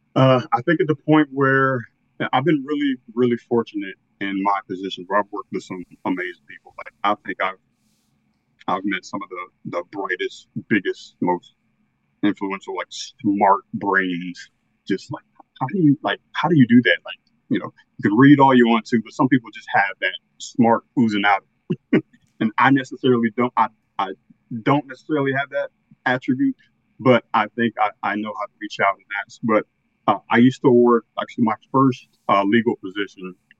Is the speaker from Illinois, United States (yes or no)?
no; Northern Virginia, United States; I'm from Northern Virginia, a little bit outside of Washington D.C. Uh, grew up here all my life